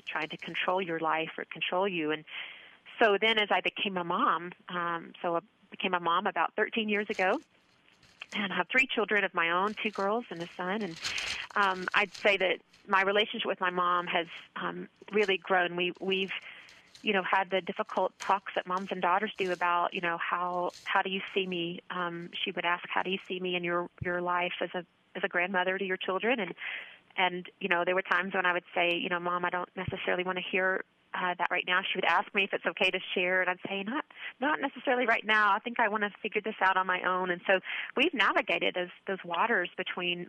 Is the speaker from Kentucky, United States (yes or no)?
no; North Georgia, United States; moved away as an adult; also born or lived in Auburn, Alabama; now in Colorado, United States; I grew up in North Georgia with a mom and dad and a brother, and went off to college in the South, and I moved out to Colorado about 16 years ago